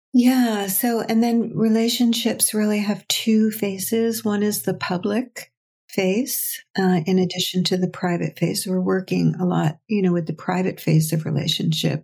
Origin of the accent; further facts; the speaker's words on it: United States; I'm American